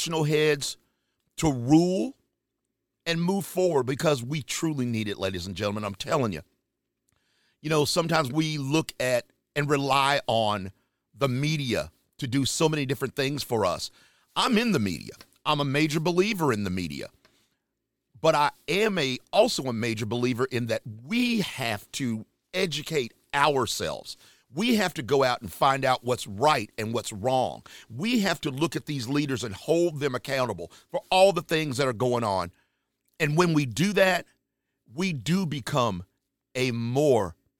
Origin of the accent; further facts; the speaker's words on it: Charlotte, North Carolina, United States; my hometown area, Charlotte, North Carolina.